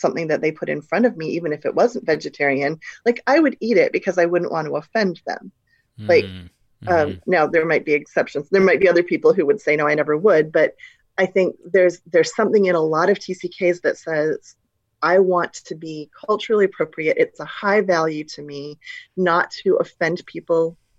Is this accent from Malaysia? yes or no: yes; Malaysia; moved away; also born or lived in Singapore; When I grew up in Malaysia, you know, I'd lived in Singapore and Malaysia since I was two, but I was never going to be mistaken for a Malaysian.